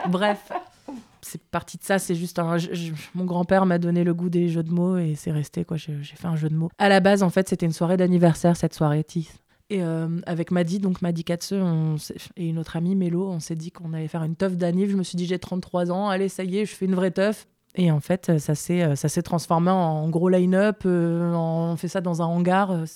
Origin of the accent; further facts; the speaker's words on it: Lille, Hauts-de-France, France; Je suis pas parisienne, je viens de Lille